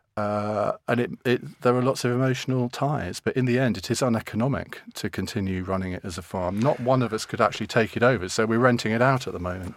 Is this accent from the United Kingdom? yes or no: yes; Saffron Walden, East of England, United Kingdom; also born or lived in Cambridge; I was born in Cambridge and brought up in Suffren Walden